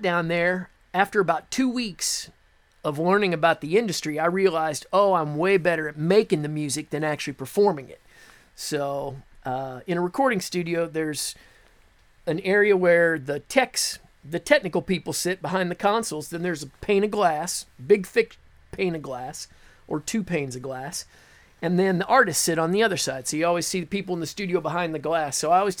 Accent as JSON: {"language": "English", "town": "Beatrice", "region": "Nebraska", "country": "United States", "tie": "born or raised there", "moved": "as an adult", "lives_now": "Nashville, United States", "said": "I'm originally from Nebraska, born and raised in the middle of the United States"}